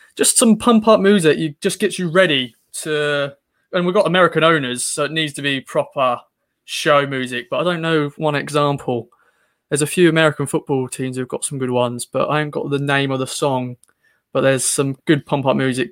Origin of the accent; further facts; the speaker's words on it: Suffolk, East of England, United Kingdom; accent: Suffolk; my Suffolk accent